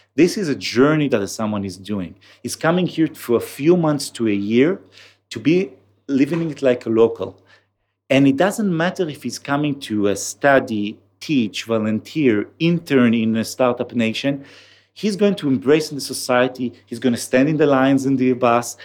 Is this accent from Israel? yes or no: yes; Kiryat Tivon, Haifa District, Israel; accent: Israeli; English is a second language; I grew up in the north of Israel in a small town called, uh, Tivon